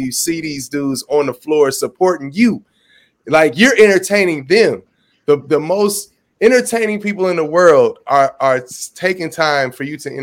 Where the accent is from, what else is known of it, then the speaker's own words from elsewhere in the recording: Los Angeles, California, United States; now in Atlanta, United States; I'm from Los Angeles. I live in Atlanta, Georgia now.